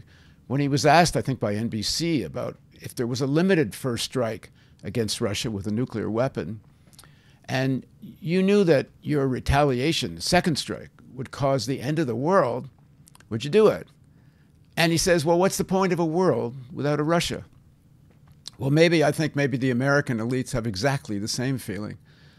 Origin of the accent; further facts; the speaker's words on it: Canada; I'm Canadian.